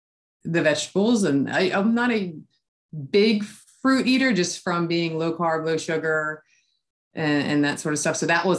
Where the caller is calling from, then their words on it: Maryland, United States; I am calling from Maryland.